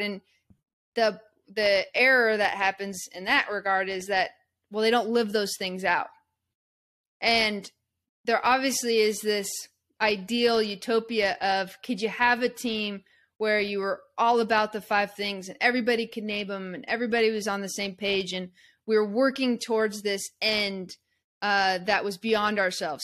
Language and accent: English; Eugene, Oregon, United States; I grew up in Eugene, Oregon